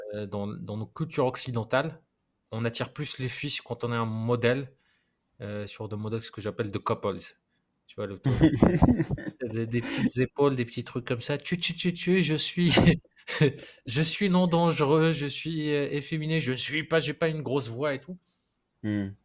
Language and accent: French; Morocco; j'ai grandi au Maroc